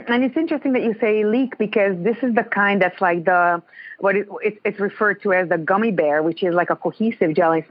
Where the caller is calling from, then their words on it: Ontario, Canada; I'm in Ontario.